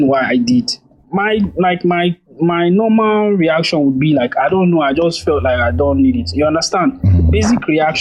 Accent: Nigeria

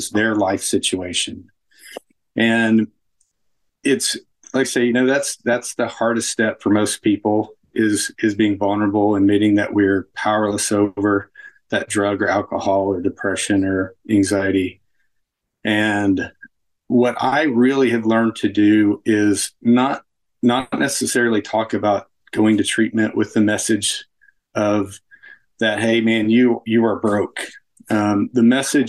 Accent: Mustang, Oklahoma, United States; also born or lived in Kansas City; So I am from Mustang, Oklahoma

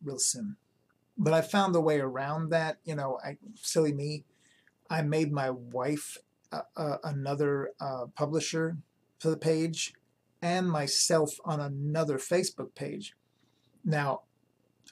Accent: New York, United States; Growing up in New York

